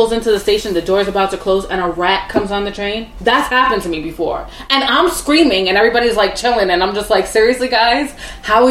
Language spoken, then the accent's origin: English; New York City, New York, United States; moved away as an adult; also born or lived in Brooklyn, New York; I grew up on Staten Island